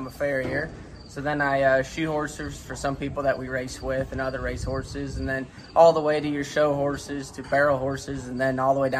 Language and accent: English; Sioux Falls, South Dakota, United States; moved away as an adult; also born or lived in Ames, Iowa; now in Marshalltown, United States; originally, I grew up by Sioux Falls, South Dakota.